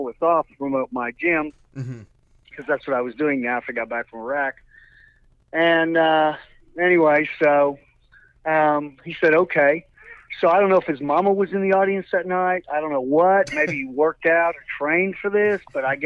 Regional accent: Oklahoma, United States; moved away as an adult; also born or lived in Los Angeles; I'm from Oklahoma, first time

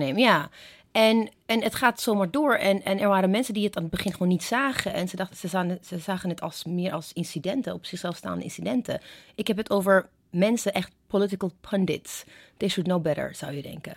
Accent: Ethiopia; now in Netherlands; ik ben in Ethiopië opgegroeid

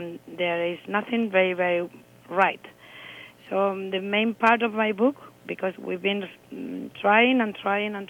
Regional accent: Spain; when you are Spanish

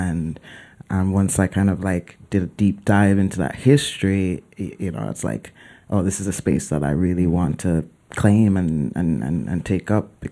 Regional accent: Mandeville, Manchester, Jamaica; moved away as an adult; also born or lived in Kingston, Jamaica; now in New York, United States; my family's from Kingston, but I grew up in Mandeville.

